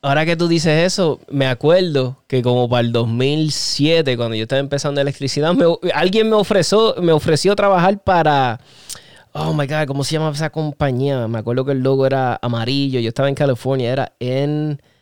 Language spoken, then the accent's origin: Spanish; Puerto Rico; somos boricuas